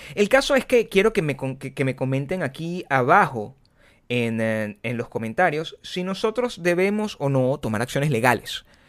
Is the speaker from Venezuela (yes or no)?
yes; Venezuela; moved away; yo vengo de Venezuela.